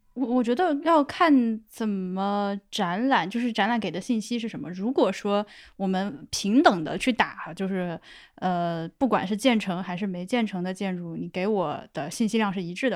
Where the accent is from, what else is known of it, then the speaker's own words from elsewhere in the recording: Laohekou, Hubei, China; moved away as an adult; 我那个说的是老口人